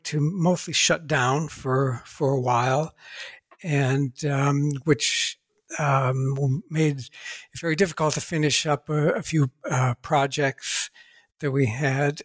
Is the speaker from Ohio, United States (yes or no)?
yes; Ohio, United States; I was born and raised in Ohio, USA